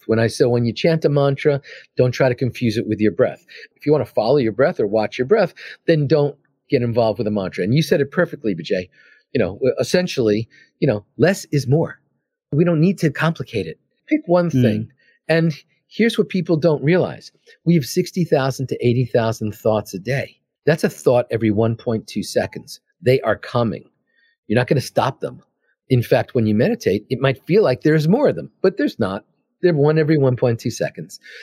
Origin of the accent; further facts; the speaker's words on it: New York City, New York, United States; moved away as an adult; also born or lived in California; I'm from Queens, I'm from New York